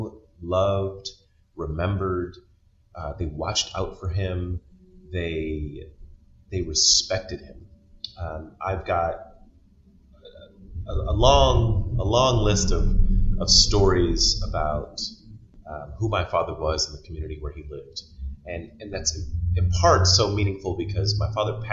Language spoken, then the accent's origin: English; Baltimore, Maryland, United States; moved away as an adult; now in Wisconsin, United States; I was born and raised in Baltimore, Maryland